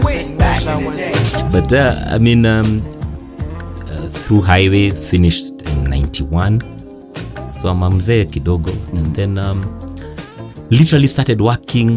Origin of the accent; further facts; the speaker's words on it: Nairobi, Kenya; I grew up in Buruburu Estate